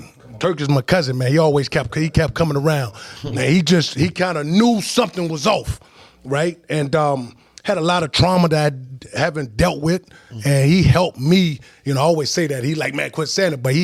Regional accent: Charlotte, North Carolina, United States; now in Richmond, United States; growing up in West Charlotte

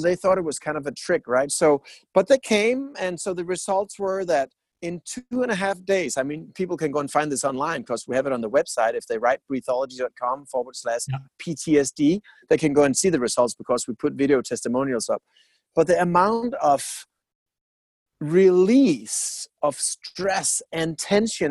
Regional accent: Denmark; I'm from Denmark

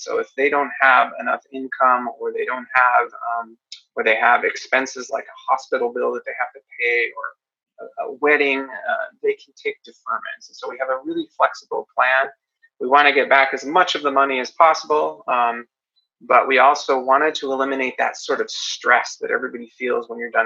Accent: Seattle, Washington, United States; I'm from Seattle

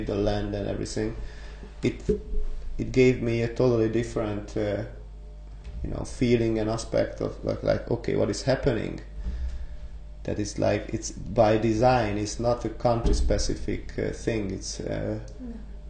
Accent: Hungary; now in Netherlands; when I was growing up in Hungary

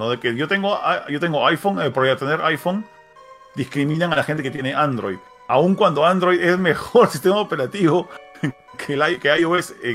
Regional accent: Peru; Yo soy peruano, pero soy bravo.

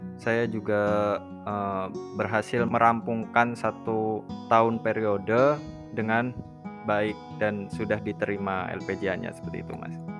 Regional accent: Purwokerto, Central Java, Indonesia; asal dari Purwokerto

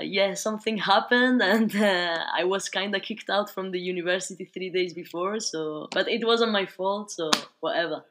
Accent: Barcelona, Catalonia, Spain; moved away as an adult; also born or lived in United Kingdom / Australia; now in France; I was born and raised in Spain, specifically in Barcelona

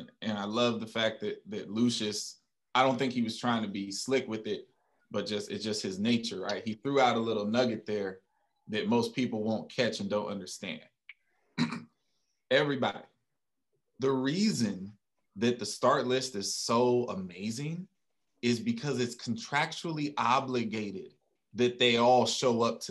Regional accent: United States; I'm an American

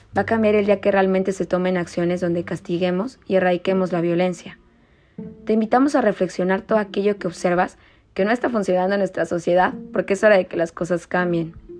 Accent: Morelos, Mexico; Todos somos mexicanos y todos somos morelenses

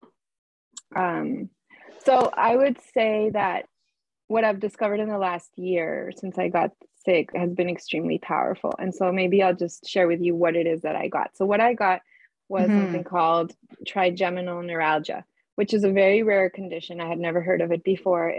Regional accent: Colombia; moved away as an adult; now in Canada; I'm was born and raised in Colombia. And I came to Canada

